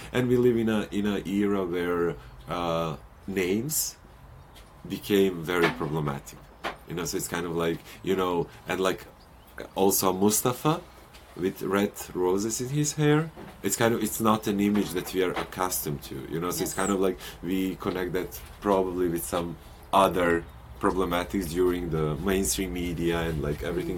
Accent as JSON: {"language": "English", "country": "Montenegro", "moved": "yes", "said": "my home country, Montenegro"}